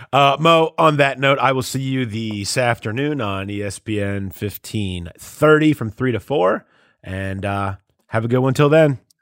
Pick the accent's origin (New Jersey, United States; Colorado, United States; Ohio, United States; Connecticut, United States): Ohio, United States; Mason; also born or lived in West Chester, Ohio; I grew up in Mason and Westchester. I li-, I lived right there, uh, in the middle of the two of them